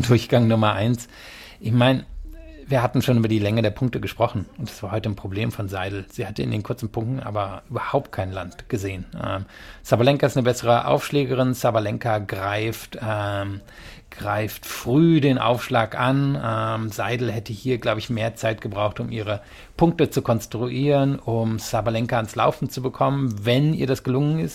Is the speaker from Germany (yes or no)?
yes; Rhineland, Germany; ich komme ja eigentlich aus dem Rheinland